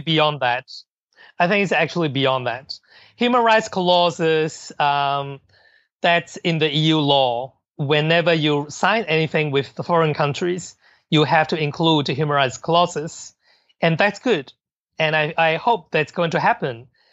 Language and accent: English; Hong Kong; I'm I'm from Hong Kong and I know Chinese culture very well